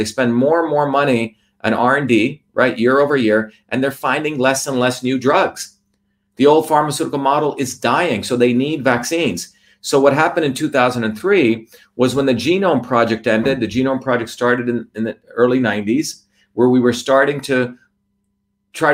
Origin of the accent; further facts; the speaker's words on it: New Jersey, United States; also born or lived in India; I was a very humble Indian kid growing up in New Jersey